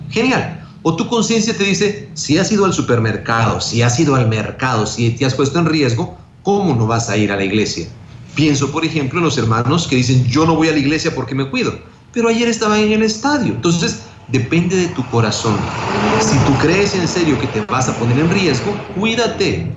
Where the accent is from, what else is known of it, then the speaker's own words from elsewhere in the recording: Guatemala; now in El Salvador; soy guatemalteco